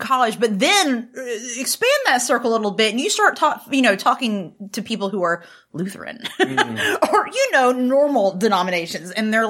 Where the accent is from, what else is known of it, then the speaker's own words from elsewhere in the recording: North Carolina, United States; I'm from North Carolina, but like very rural, grew up in not even a Southern Baptist church, but an independent Baptist church